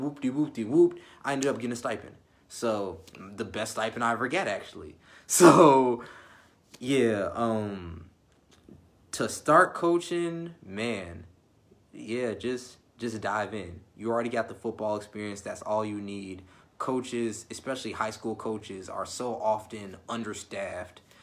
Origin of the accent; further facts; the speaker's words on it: Illinois, United States; I'm from Illinois